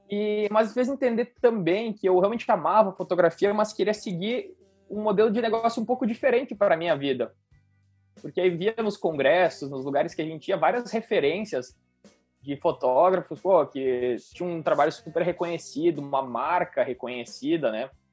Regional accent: Carlos Barbosa, Rio Grande do Sul, Brazil; also born or lived in Antônio Prado; eu nasci em Carlos Barbosa, que é uma cidade aqui do, do Rio Grande do Sul também, no interior do Rio Grande do Sul, na Serra Gaúcha. Morei lá até os meus 12 anos.

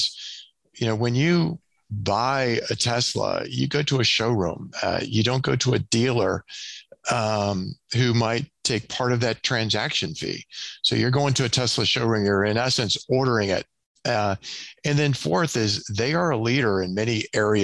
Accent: Southeast, United States; now in Kansas City, United States; I grew up in the Southeast

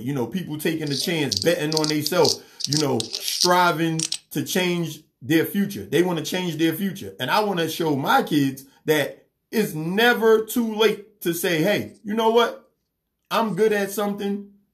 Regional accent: New York City, New York, United States; I grew up in New York City, so we didn't have no yard or nothing.

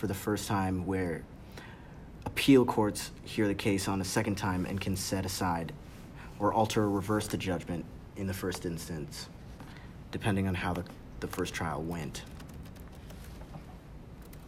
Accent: United States; I am African American

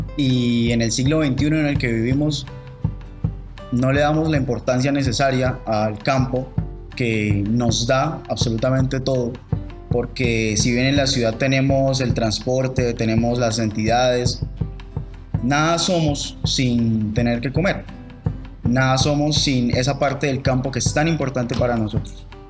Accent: Colombia; eso que nos hace colombianos

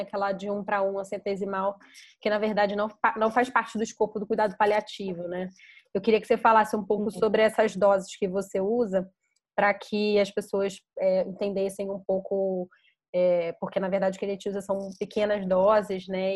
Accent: São Paulo, Brazil; eu sou de São Paulo

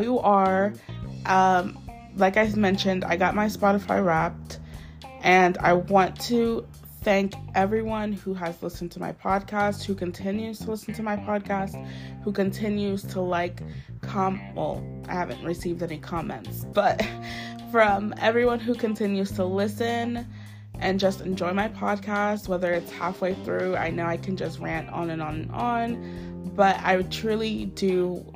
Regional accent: United States; my home country, the US of A.

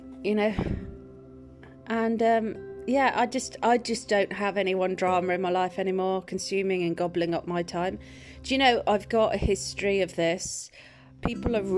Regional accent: Welsh, Wales, United Kingdom; I'm Welsh

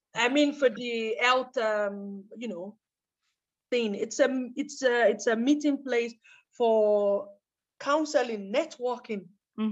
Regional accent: Nigeria; now in Germany; we are from Nigeria

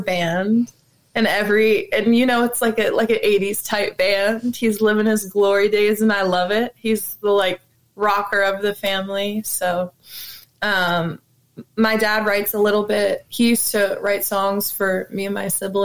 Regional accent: Levittown, Pennsylvania, United States; I grew up in a place called Levittown, Pennsylvania

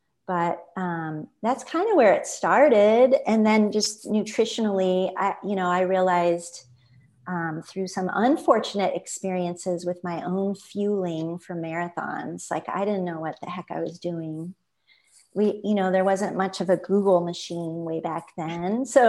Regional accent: Midwest, United States; I grew up in the Midwest, and I just finally had the light bulb.

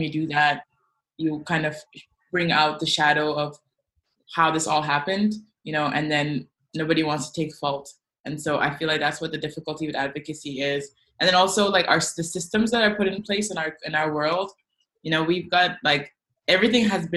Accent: South Sudan; I come from South Sudan

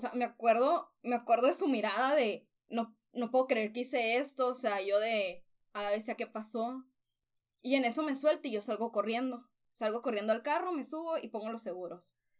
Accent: Nogales, Sonora, Mexico; moved away as an adult; now in Hermosillo, Mexico; Yo soy de Nogales

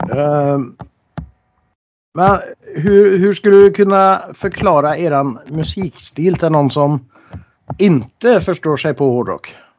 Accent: Norway; moved away; jag är ju från Norge

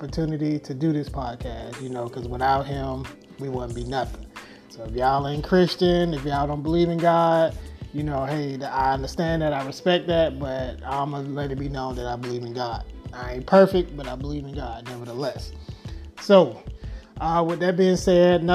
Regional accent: Jacksonville, Florida, United States; moved away as an adult; also born or lived in Orlando, Florida / Albany, New York / Atlanta, Georgia; now in Dallas, United States; born and raised in Jacksonville, Florida.

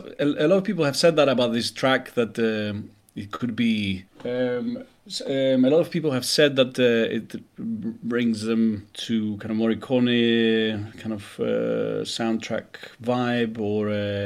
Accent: Greece; moved away as an adult; also born or lived in United Kingdom; I was born in Greece, I studied and worked for many years in the UK till a few years back that I started coming back to Greece more often.

